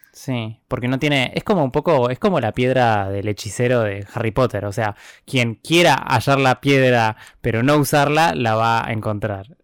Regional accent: Argentina

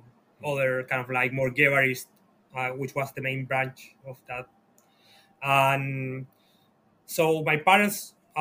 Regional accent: Santiago, Santiago Metropolitan Region, Chile; English is a second language; moved away as an adult; also born or lived in United States; I'm from Santiago. I grew up in the suburbs of Santiago during the 90s

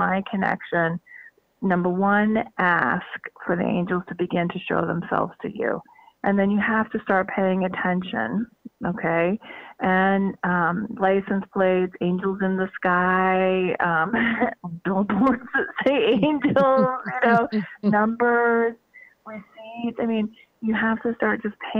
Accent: Northeast, United States; I'm from the Northeast

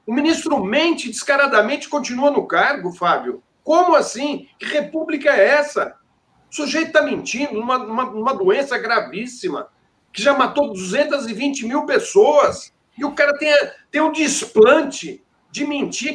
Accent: Brazil; Foi aqui que a gente nasceu, foi aqui que a gente aprendeu a gostar da, dessa terra

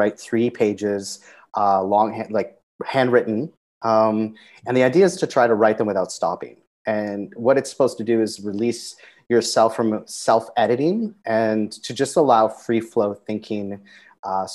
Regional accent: Canada; moved away as an adult; also born or lived in Zambia; now in Cambodia; I grew up in Canada, multicultural

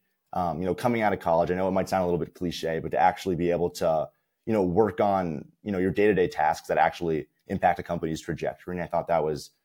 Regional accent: Summit, New Jersey, United States; I'm currently from Summit, New Jersey

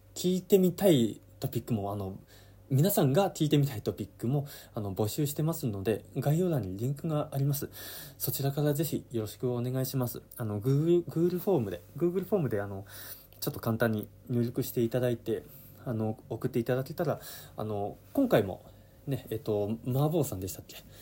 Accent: Yamanashi, Japan; moved away as an adult; also born or lived in Okinawa; 地元山梨に戻るかってなった時に

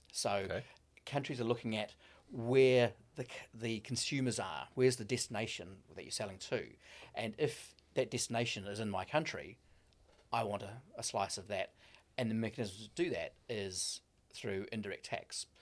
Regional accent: Gisborne, New Zealand; moved away; also born or lived in Auckland, New Zealand / United Kingdom; I'm a Gisborne boy originally.

